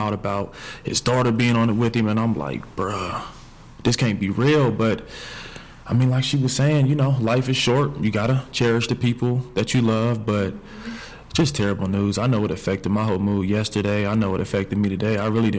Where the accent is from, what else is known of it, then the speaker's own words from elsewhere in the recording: Columbus, Ohio, United States; I'm from Columbus, Ohio.